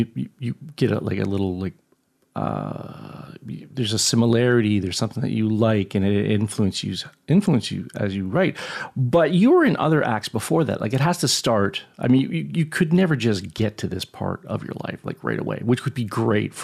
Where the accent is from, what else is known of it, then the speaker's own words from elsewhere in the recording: Hamilton, Ontario, Canada; I'm from Hamilton.